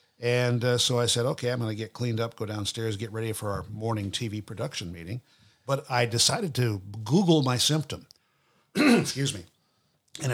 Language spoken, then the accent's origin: English; Nashville, Tennessee, United States; And the doctor said, where are you from? I go, Nashville.